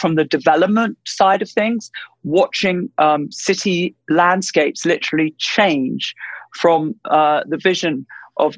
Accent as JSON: {"language": "English", "region": "London", "country": "United Kingdom", "tie": "born or raised there", "said": "I was born in London, in the UK, and I grew up essentially in London"}